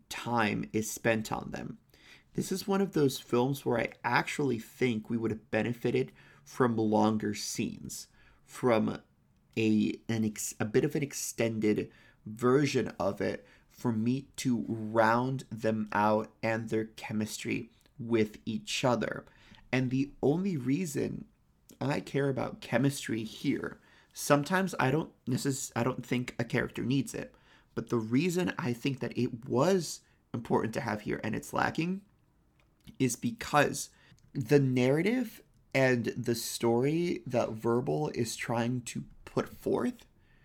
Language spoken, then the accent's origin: English; Florida, United States; I'm from Florida. People can't tell the difference.